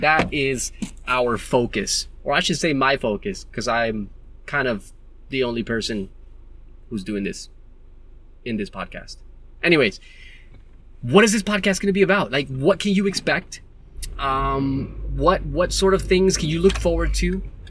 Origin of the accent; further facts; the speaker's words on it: Newark, New Jersey, United States; moved away as an adult; now in Western Australia, Australia; I'm originally from Jersey. That's where I was born. That's where I was raised. My mother and father, they're from Puerto Rico. And I was raised in Jersey in a city called Newark. And when I was 18, I joined the Army.